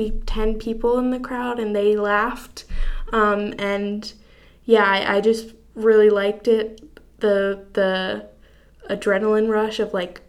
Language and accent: English; Durham, North Carolina, United States; I'm from Durham